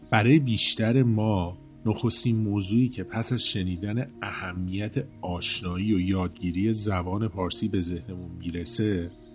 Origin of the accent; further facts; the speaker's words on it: Iran; first language Persian; منم به عنوان یه ایرانی طبیعتا کشورم رو خیلی دوست دارم برام خیلی عزیز مهم خاکمه جایی که توش به دنیا اومدم و بزرگ شدم